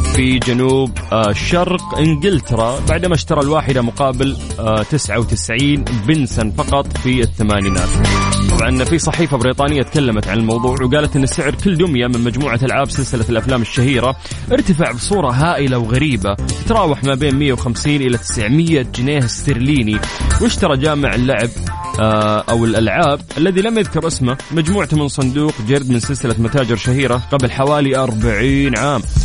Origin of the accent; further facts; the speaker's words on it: Saudi Arabia; عندنا في المملكة العربية السعودية